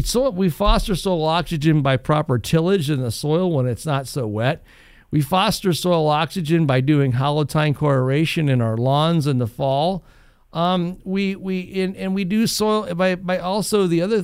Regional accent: Northwest Ohio, United States; as a kid growing up in Northwest Ohio

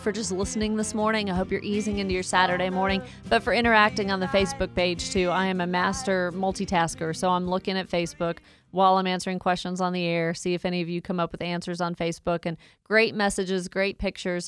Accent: Woodstock, Georgia, United States; I grew up in Woodstock. I've never really left the state of Georgia

